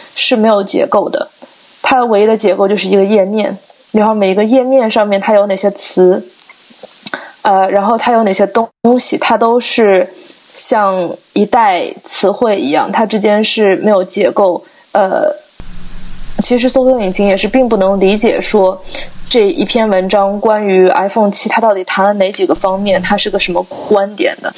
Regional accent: Shanghai, China; moved away as an adult; also born or lived in Chicago; now in Santa Barbara, United States; 像我这样在温暖的地方长大的，我是上海人

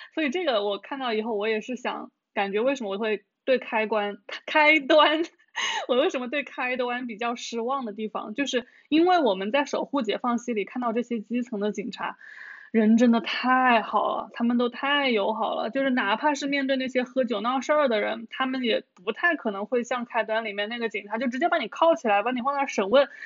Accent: Hunan, China; 我们小时候湖南还有叫政法频道的

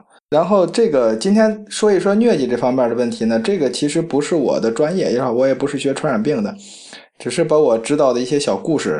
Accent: China

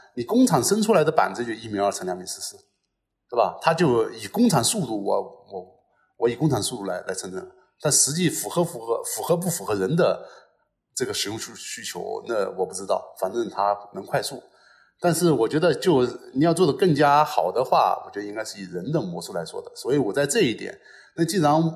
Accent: Hunan, China; 因为我是湖南的嘛

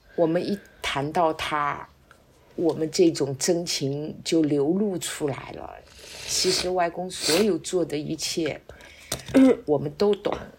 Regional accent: Shanghai, China; moved away as an adult; now in Wuyishan, China; 身在上海，长在上海

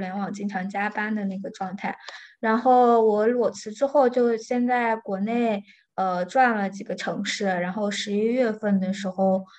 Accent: central China, China; moved away as an adult; also born or lived in Vancouver, Canada; now in Mexico; 我是出生在中部的一个小县城。然后我本科是在国内上的，是一七年到一九年在加拿大读硕士，然后毕业之后就直接回国

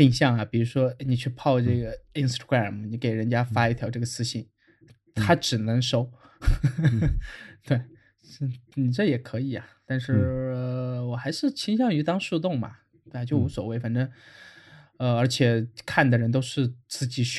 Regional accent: China; 就之前我在外企时候，整个组就只有我我一个中国人，然后我看到我的同事们走了，我我就和他们一起走

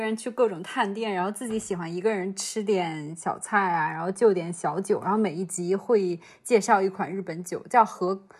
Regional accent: Huailai, Hebei, China; 原来我老家还有这样子的葡萄酒圣地。

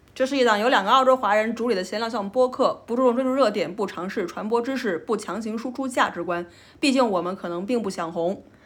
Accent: Changsha, Hunan, China; moved away as an adult; now in Australia; 一七年和一九年之间，我在长沙还是待了两年

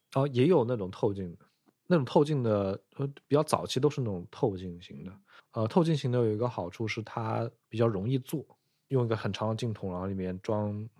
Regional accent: southern China, China; 因为我是一个南方人，很少去北方

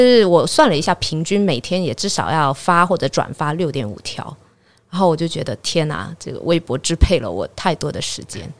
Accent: Guangdong, China; 我潮汕人嘛，我会讲潮汕话

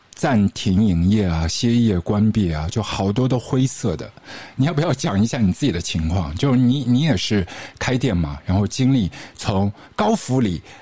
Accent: Shanghai, China; 我们上海这边

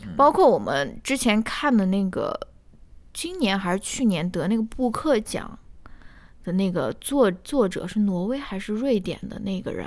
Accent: China; 我们中国人

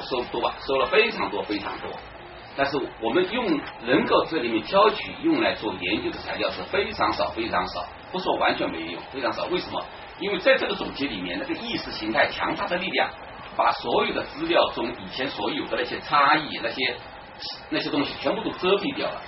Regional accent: Jiangxi, China; 我们江西人

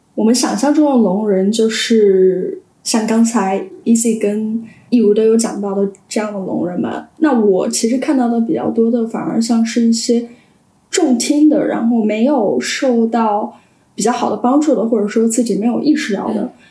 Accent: Sichuan, China; 因为我是四川人

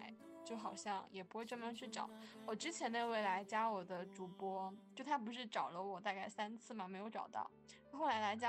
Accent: Guangdong, China; accent: Teochew; first language Teochew; Chinese is a second language; now in Guangzhou, China; 因为我讲的是潮汕话嘛。然后，其实，在广州就我生活的这些年，

